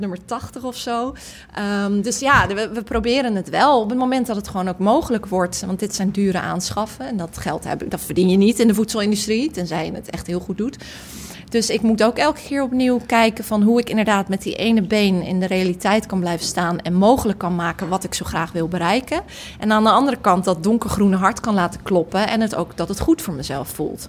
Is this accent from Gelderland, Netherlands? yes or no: no; Rotterdam, South Holland, Netherlands; ik kom uit Rotterdam, ik spreek die taal